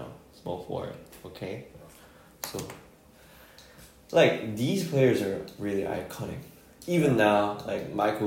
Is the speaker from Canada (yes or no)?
no; Incheon, South Korea; from my hometown Incheon